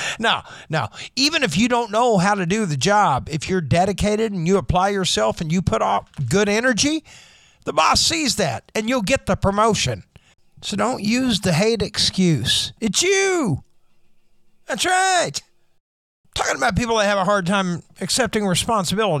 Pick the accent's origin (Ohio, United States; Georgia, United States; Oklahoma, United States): Oklahoma, United States; Oshelade; When I was a kid in my hometown of Oshelade, Oklahoma